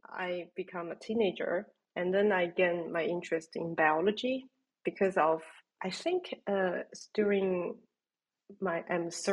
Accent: China; English is a second language; moved away as an adult; now in Germany; I grew up in China

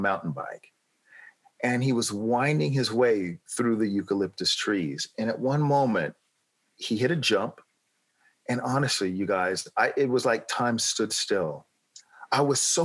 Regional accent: Los Angeles, California, United States; moved away as an adult; also born or lived in San Diego, United States; now in United Kingdom; I grew up in Los Angeles

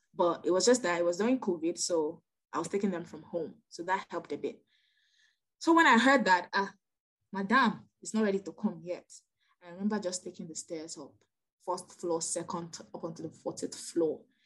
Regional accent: Nigeria; I'm Nigerian

